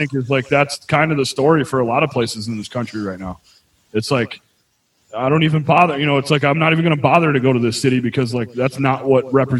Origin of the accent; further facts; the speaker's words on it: Buffalo, New York, United States; I'm from like a fucking pretty small suburb, a real suburb of a smaller city, Buffalo.